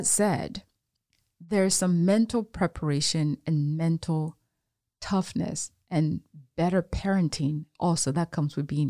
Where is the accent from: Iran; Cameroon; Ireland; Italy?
Cameroon; now in Houston, United States; I was born in Cameroon.